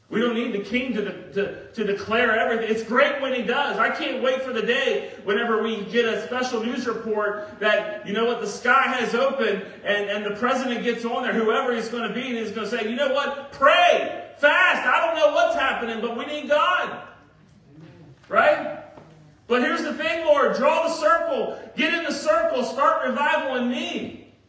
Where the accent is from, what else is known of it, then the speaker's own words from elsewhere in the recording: Virginia Beach, Virginia, United States; I remember growing up in Virginia Beach where it would get really hot in the summers